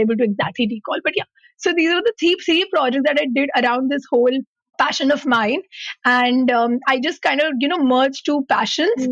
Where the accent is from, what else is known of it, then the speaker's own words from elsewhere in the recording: Mumbai, Maharashtra, India; moved away; I come from Mumbai